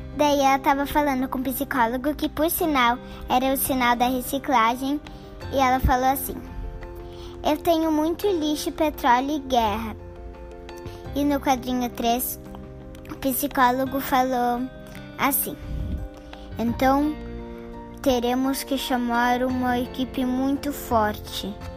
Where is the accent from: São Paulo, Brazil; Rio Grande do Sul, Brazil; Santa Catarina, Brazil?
Rio Grande do Sul, Brazil; Bento Gonçalves; also born or lived in Porto Alegre; estudo no Colégio Marista Aparecido em Bento Gonçalves, mas eu nasci em Porto Alegre